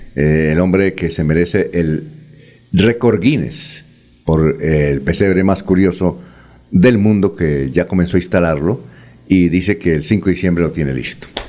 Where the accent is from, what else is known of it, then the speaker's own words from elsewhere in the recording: Barichara, Santander, Colombia; yo soy de Barichara